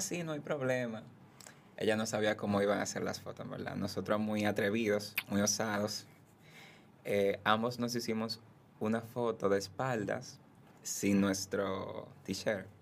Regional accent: Haina, San Cristóbal, Dominican Republic; Soy de Jaina. Empecé, soy bailarín y fotógrafo. Empecé a bailar a los 15 años en la Casa de la Cultura de Jaina

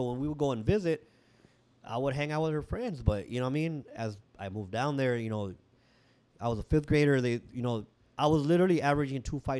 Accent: San Diego, California, United States; also born or lived in Tijuana, Mexico; I was born here in San Diego, and we did live in TJ for a little bit, for a couple years. But then we came back, and I think it was like 76 or so, and lived on 32nd and Martin, which is in Logan Heights.

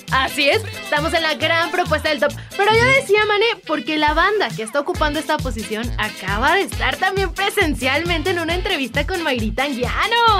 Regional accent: Mexico; lo que somos los mexicanos

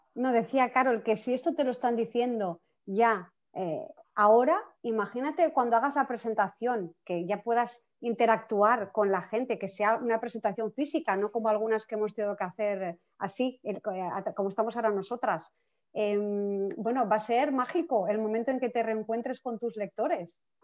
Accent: Barcelona, Catalonia, Spain; yo soy de Barcelona

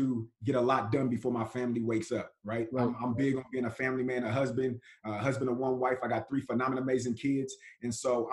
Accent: Richmond, California, United States; I'm from Richmond, California. My mother was 17, father was 18 when they had me

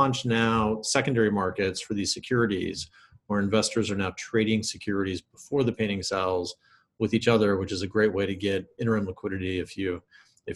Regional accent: Kansas City, Missouri, United States; I grew up in Kansas City, Missouri

